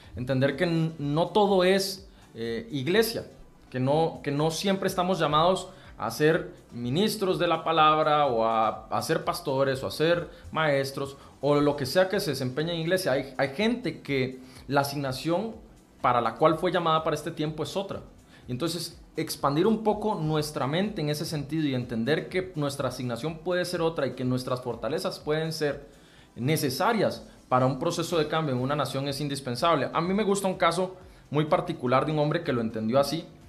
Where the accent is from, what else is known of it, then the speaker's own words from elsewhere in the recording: Santa Bárbara, Heredia, Costa Rica; soy de San Juan de Santa Bárbara Heredia